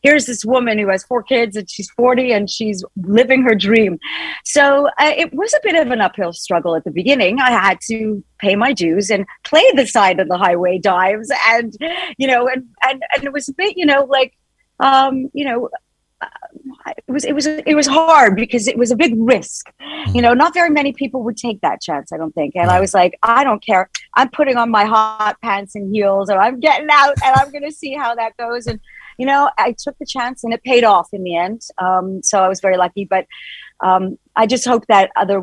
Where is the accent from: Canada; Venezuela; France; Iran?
Canada; also born or lived in New York / London; now in United Kingdom; When I was growing up in Canada, I was in a rock band. I moved to New York.